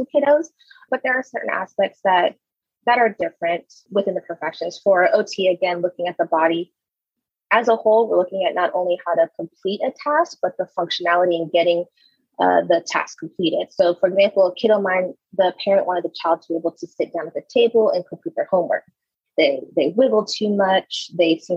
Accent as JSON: {"language": "English", "region": "Louisiana", "country": "United States", "tie": "born or raised there", "also_born_or_lived": "Frisco, Texas", "moved": "as an adult", "said": "I'm moving to Louisiana, back to my hometown"}